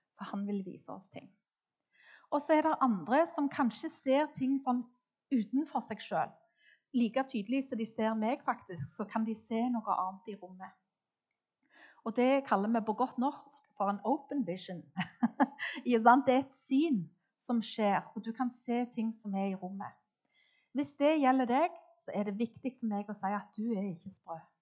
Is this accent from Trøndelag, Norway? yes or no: no; Klepp, Rogaland, Norway; jeg vokste opp på Klepp, midt på Jæren